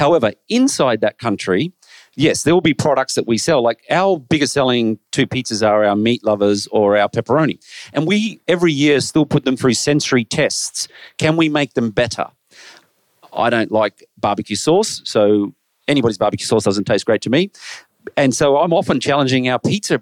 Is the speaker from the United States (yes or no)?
no; Australia; I'm Australian